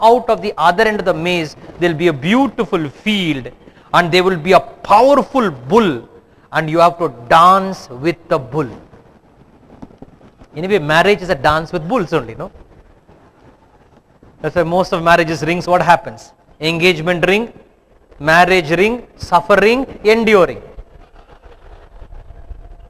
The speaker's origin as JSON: {"language": "English", "town": "Bangalore", "region": "Karnataka", "country": "India", "said": "I come from Bangalore"}